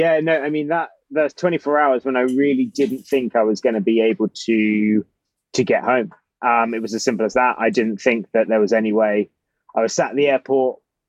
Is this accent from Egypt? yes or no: no; United Kingdom; as British men